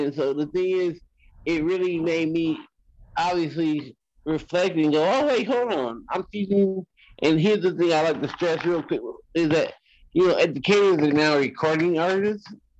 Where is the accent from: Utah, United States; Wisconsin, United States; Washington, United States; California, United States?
California, United States; Los Angeles; I'm from South Central